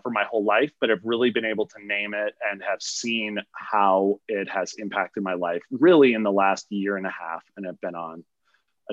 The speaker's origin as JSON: {"language": "English", "region": "Midwest", "country": "United States", "also_born_or_lived": "Montana", "moved": "as an adult", "lives_now": "Los Angeles, United States", "said": "I'm from the Midwest, but I live out in Los Angeles now."}